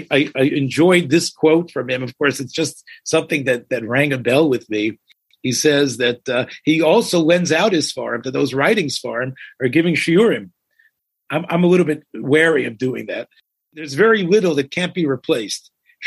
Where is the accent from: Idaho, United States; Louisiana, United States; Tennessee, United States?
Tennessee, United States; Memphis; As a Memphis boy